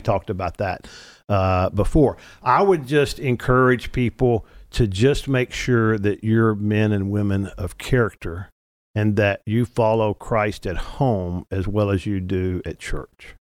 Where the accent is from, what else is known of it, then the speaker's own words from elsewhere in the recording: Arkansas, United States; moved away as an adult; also born or lived in Louisiana; now in Texas, United States; I was born in Louisiana, raised in Arkansas, got to Texas as fast as I could spell it at age twenty-five